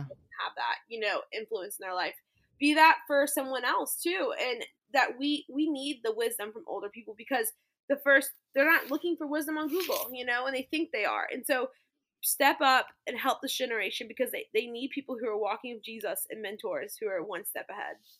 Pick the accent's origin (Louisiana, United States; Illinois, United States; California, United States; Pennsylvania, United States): Louisiana, United States; New Orleans; moved away as an adult; also born or lived in Texas; now in Orlando, United States; I grew up near New Orleans in public school and high school